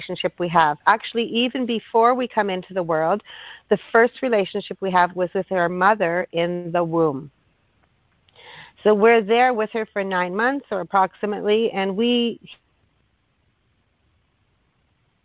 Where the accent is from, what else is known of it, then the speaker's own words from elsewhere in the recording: Thunder Bay, Ontario, Canada; now in Hamilton, Canada; I'm from Thunder Bay, Ontario. So I've actually been here longer than I am from my hometown